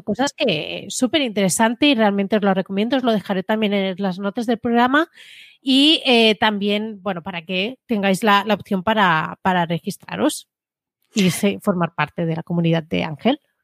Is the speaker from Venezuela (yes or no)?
no; Spain; Domingo y yo somos de España